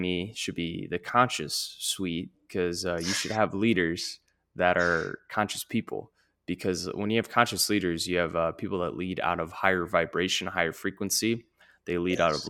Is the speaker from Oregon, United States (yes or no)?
no; St. Louis, Missouri, United States; I'm from St. Louis